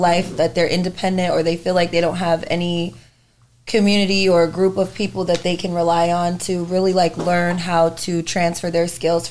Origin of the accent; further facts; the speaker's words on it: California, United States; also born or lived in San Diego; now in Chicago, United States; I'm from California originally.